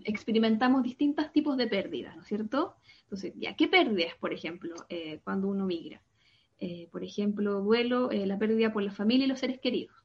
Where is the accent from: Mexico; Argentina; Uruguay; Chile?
Chile; Santiago, Santiago Metropolitan Region; first language Spanish; moved away as an adult; now in Paris, France; vengo de Chile, eh, de Santiago de Chile, yo soy de, allá, por allá nací, me crié, estudié